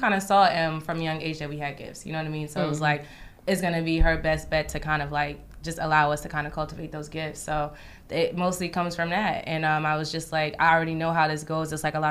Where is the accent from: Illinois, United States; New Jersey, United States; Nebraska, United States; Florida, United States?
New Jersey, United States; East Orange; moved away as an adult; now in New York, United States; I grew up in East Orange, New Jersey